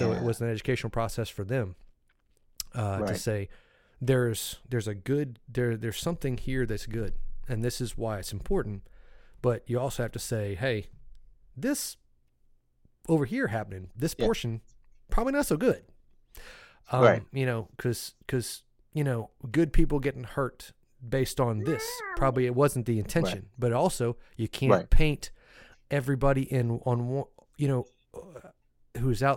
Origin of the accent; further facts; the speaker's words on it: Raleigh, North Carolina, United States; also born or lived in Bertie County, North Carolina; came back to Raleigh when I was little. And you know, so I grew up in Raleigh